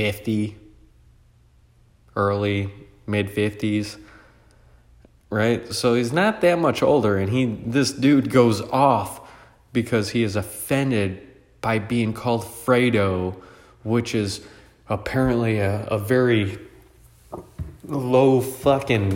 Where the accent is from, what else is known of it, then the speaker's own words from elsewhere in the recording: United States; I was born in America. I just consider myself American.